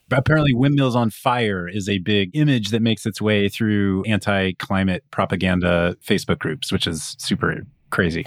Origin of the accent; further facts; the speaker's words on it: Kansas, United States; I'm from Kansas